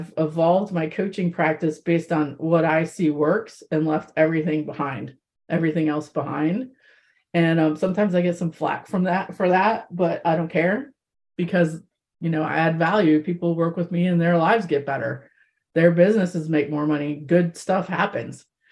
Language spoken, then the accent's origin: English; Midwest of the United States, United States; I was raised in the Midwest of the United States.